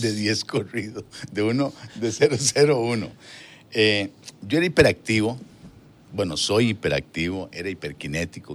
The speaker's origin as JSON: {"language": "Spanish", "area": "Hatillo 1", "region": "San José", "country": "Costa Rica", "tie": "born or raised there", "said": "Pues yo me crié en Atillo 1."}